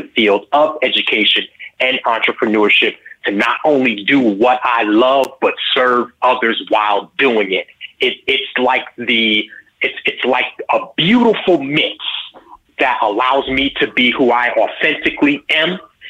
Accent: New York, United States; born or raised there

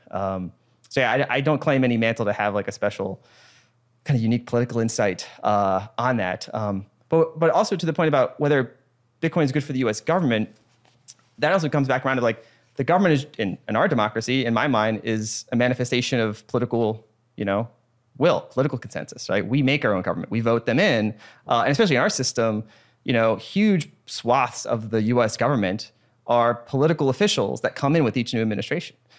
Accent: United States; I'm an American.

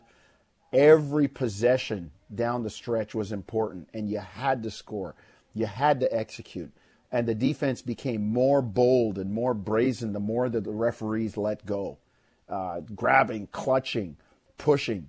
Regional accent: Jamaica; now in Canada; I was born in Jamaica, but I live in Canada. I'm a Canadian.

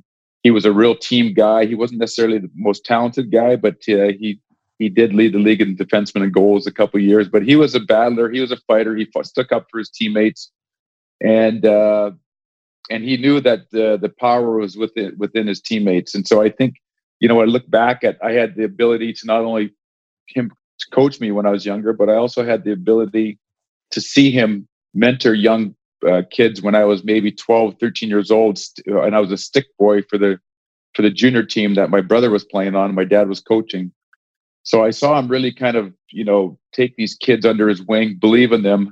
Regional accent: West Coast, Canada; but he grew up on the East Coast. I grew up on the West Coast.

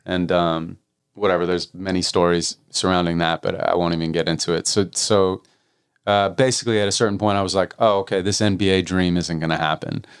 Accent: Santa Monica, California, United States; I was raised in Santa Monica

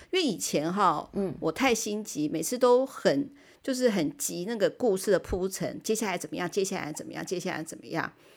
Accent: Taiwan; 日本永远都是我们台湾人的后花园

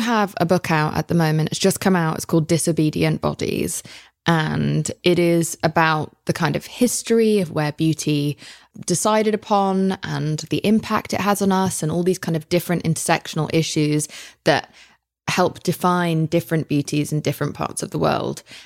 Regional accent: United Kingdom; I'm British.

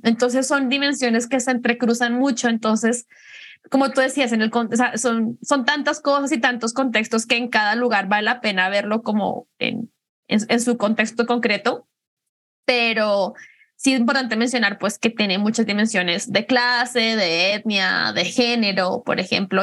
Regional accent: Colombia; moved away as an adult; now in Guadalajara, Mexico; soy colombiana, llevo en Guadalajara unos siete años ya. Vine, vine a estudiar

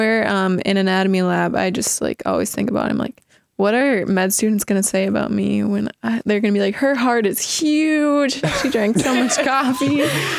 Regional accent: Minnesota, United States; moved away as an adult; now in Iowa, United States; I'm not from Iowa. I'm from Minnesota, actually. And I spent the last 4 years going to school at the University of Minnesota.

